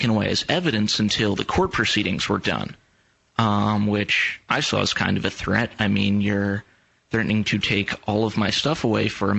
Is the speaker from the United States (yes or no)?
yes; about 40 minutes north of Philadelphia, Pennsylvania, United States; I'm from about 40 minutes north of Philadelphia.